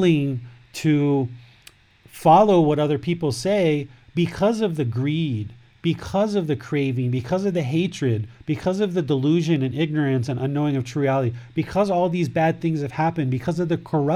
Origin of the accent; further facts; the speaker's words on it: United States; I'm from America